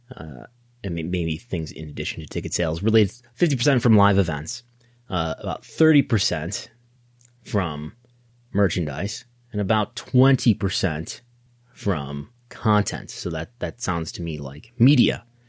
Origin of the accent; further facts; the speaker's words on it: United States; go to my home country, the United States